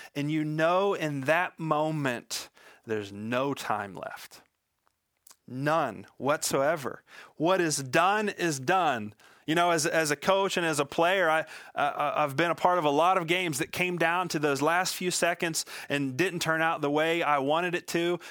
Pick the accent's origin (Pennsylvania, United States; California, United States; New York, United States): Pennsylvania, United States; Western; I was born and raised in Western Pennsylvania